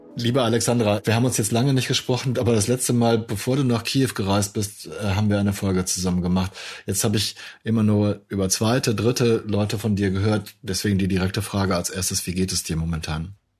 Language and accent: German; Germany; als Deutscher